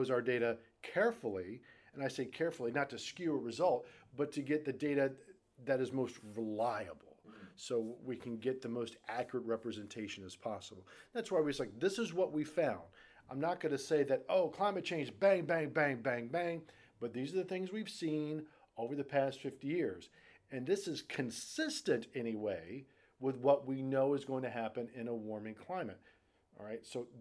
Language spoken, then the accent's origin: English; Richmond, Virginia, United States; moved away; also born or lived in South Jersey; I'm a Southern boy. I'm from Richmond, Virginia.